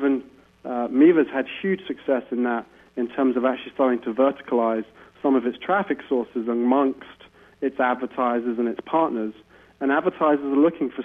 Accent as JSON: {"language": "English", "country": "United Kingdom", "said": "as a Brit"}